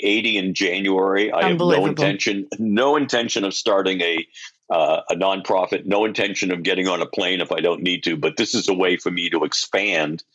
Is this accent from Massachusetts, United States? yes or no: yes; Gardner, Massachusetts, United States; moved away; also born or lived in Connecticut / Rhode Island / New York; I grew up in a very small town. The population was 20,000 people in central Massachusetts. It was a furniture town in the good old days, and now it's pretty depressed, but a town called Gardner